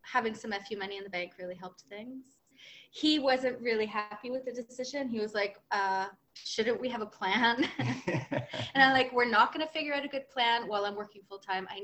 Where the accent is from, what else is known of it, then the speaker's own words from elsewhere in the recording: New Brunswick, Canada; now in Montreal, Canada; We live in Montreal, but I'm from New Brunswick.